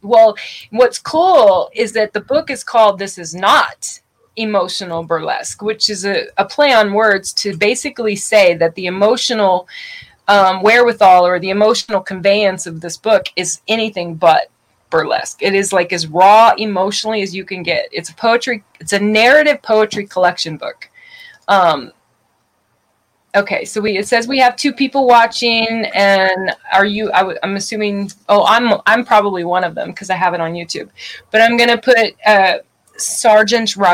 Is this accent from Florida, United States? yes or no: no; outside of New Orleans, Louisiana, United States; also born or lived in Tulsa, Oklahoma; born in Tulsa, Oklahoma, raised in outside of New Orleans, Louisiana.